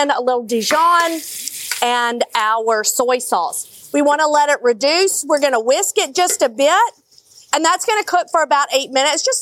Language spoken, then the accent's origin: English; Mississippi, United States; from Mississippi, we use more oil than anybody on